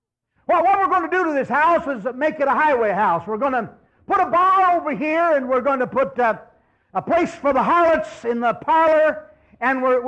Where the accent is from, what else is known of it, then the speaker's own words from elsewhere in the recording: Miami River Valley, Ohio, United States; I was born and raised in the Miami River Valley in Ohio